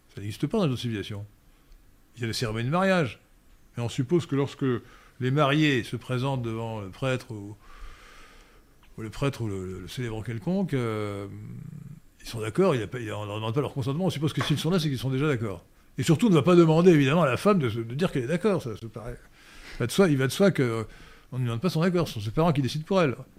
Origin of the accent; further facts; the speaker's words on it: Brittany, France; je suis breton.